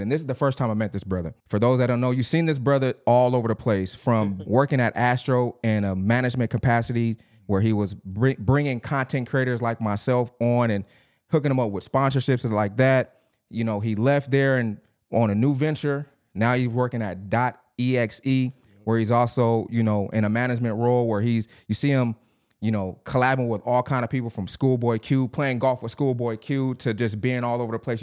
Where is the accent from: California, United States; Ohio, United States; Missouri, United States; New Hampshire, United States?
California, United States; Long Beach; I grew up in Long Beach